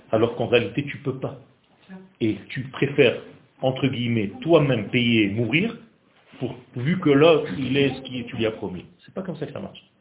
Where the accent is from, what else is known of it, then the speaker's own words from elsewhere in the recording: Israel; je ne suis pas tunisien. Je suis israélien, je suis né en Israël.